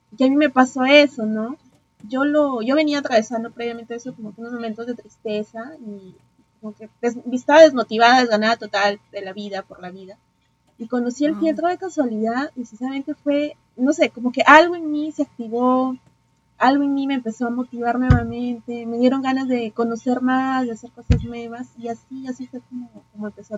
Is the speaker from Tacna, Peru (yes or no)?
no; Piura, Peru; moved away as an adult; now in Lima, Peru; soy de Piura, pero ya vivo en la capital, pues ya hace desde el 2018